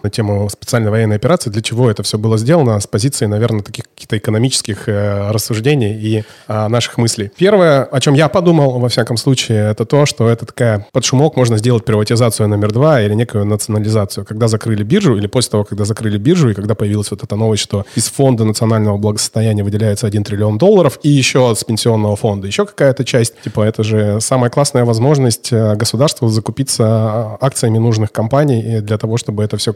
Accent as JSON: {"language": "Russian", "region": "Altai Krai", "country": "Russia", "said": "а у меня друзья на Алтае живут, я сам с Алтая"}